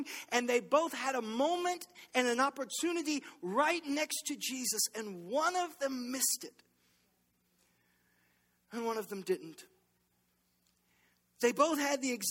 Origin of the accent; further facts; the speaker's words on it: Baton Rouge, Louisiana, United States; I'm from Baton Rouge.